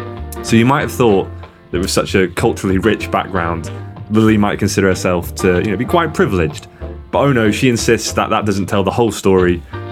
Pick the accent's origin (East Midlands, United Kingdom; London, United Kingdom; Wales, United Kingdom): Wales, United Kingdom; Swansea; I guess all I'll say is that I'm not from Peterborough. I'm actually from Swansea, mate. So you wouldn't really understand what it's like to be from one of the principalities that has been demonised by England.